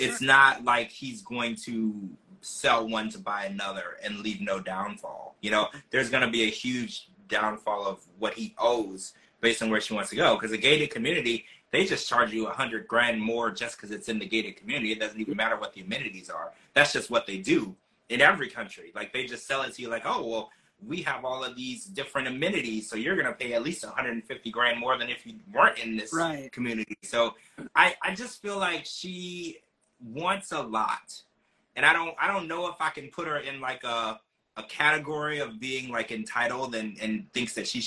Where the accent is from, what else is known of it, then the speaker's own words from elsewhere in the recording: United States; as an American